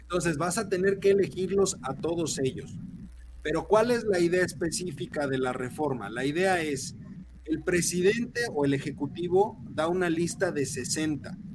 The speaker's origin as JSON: {"language": "Spanish", "country": "Mexico", "said": "como buenos mexicanos"}